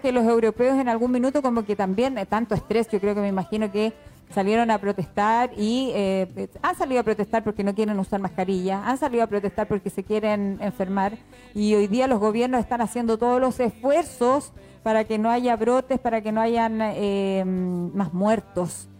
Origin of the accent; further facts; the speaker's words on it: Constitución, Maule, Chile; nosotros somos de acá de Constitución y y medimos todo con el viento